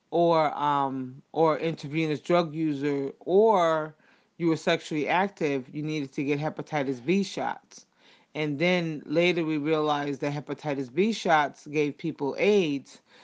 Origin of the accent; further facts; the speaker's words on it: United States; I'm from the United States